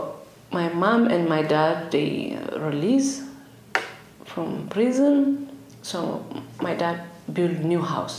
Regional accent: Asmara, Eritrea; moved away; I came from Eritrea, East Africa. I was born in Asmara, capital city of Eritrea

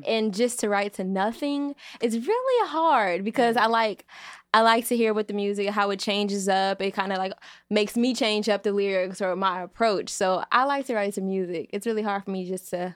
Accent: Chicago, Illinois, United States; I'm from the south side of Chicago

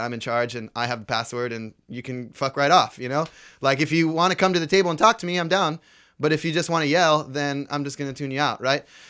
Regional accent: Bay Area, California, United States; growing up in the Bay Area

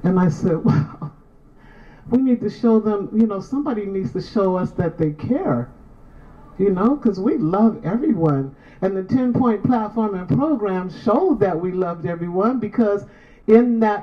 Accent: San Francisco, California, United States; also born or lived in Sacramento; I'm from San Francisco. I was born in Sacramento, but I'm from San Francisco. So I went through elementary, junior high, and high school.

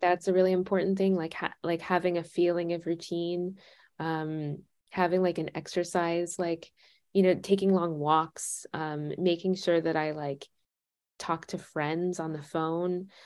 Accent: United States

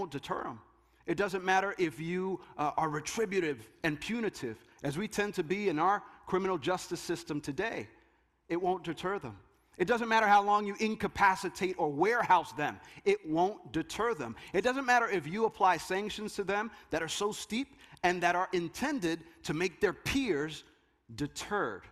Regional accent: Jersey City, New Jersey, United States; That neighborhood that I grew up in Jersey City, not too far from here

